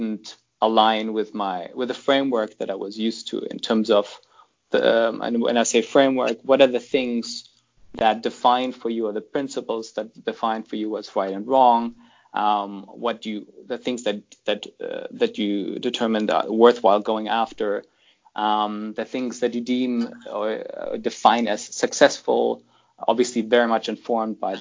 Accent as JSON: {"language": "English", "country": "Germany", "tie": "born or raised there", "also_born_or_lived": "Toronto, Canada / United Kingdom", "second_language": "English", "moved": "as an adult", "lives_now": "London, United Kingdom", "said": "I grew up in Germany until the age of 17, until my parents, shipped me off to Canada to go there initially just to study for 2 years English"}